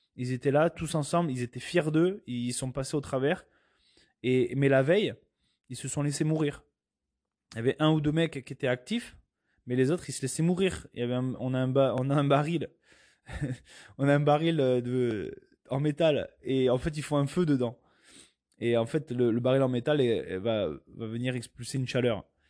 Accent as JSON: {"language": "French", "country": "France", "said": "moi je suis européen, je viens de France"}